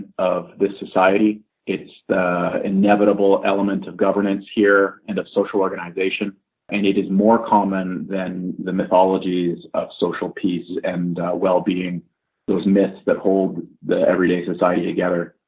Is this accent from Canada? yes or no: yes; Vancouver, British Columbia, Canada; I've lived in the Vancouver area for my whole life